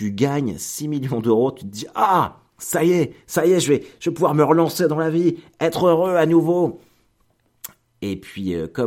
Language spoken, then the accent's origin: French; Caen, Normandy, France; parce que on est de Caen, mais on est exactement du même village, à 5 minutes de Caen.